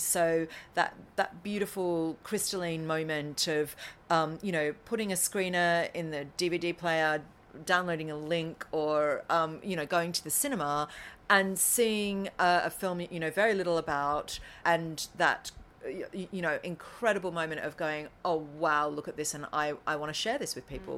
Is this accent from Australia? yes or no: yes; Currumbara, Victoria, Australia; moved away as an adult; also born or lived in Melbourne; now in London, United Kingdom; the town is called Currumbara, I'm an Aussie